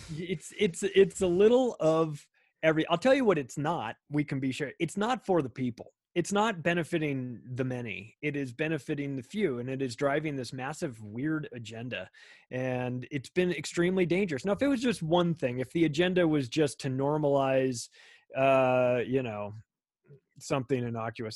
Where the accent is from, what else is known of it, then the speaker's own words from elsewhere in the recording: Palm Springs, California, United States; moved away as an adult; also born or lived in Las Vegas, Nevada; now in Denver, United States; I grew up in Palm Springs, California